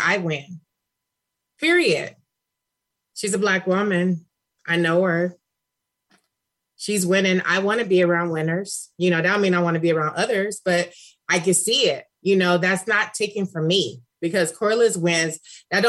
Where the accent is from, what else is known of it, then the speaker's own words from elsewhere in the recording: Cleveland, Ohio, United States; now in California, United States; I'm from Cleveland